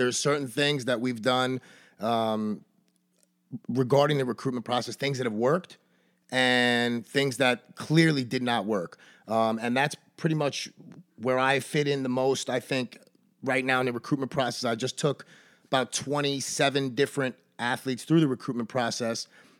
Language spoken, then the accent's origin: English; Brooklyn, New York, United States; I was born in Coney Island in Brooklyn, New York, in 1977.